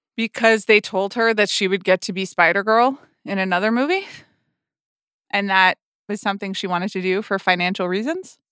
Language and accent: English; Atlanta, Georgia, United States; moved away; I grew up in Atlanta, which is, uh, the Coca-Cola town